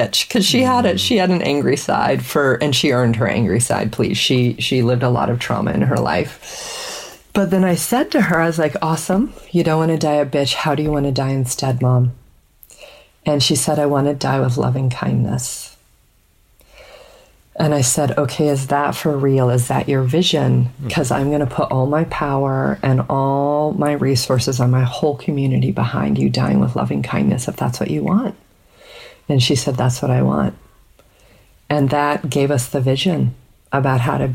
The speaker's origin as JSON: {"language": "English", "region": "Colorado", "country": "United States", "tie": "born or raised there", "said": "we grew up in Colorado"}